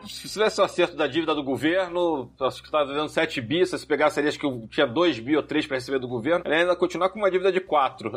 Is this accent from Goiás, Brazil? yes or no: no; Rio de Janeiro, Brazil; now in São Paulo, Brazil; Eu sou carioca